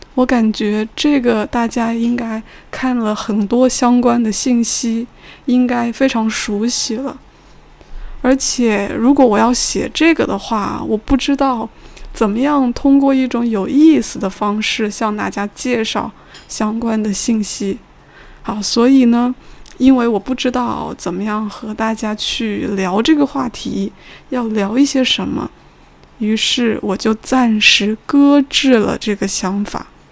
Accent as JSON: {"language": "Chinese", "country": "China", "said": "同时我作为中国人也觉得有意思的内容"}